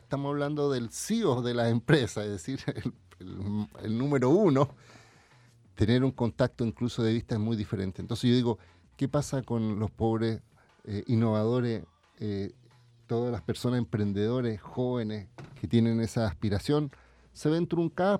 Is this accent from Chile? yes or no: yes; Chile; a mí como chileno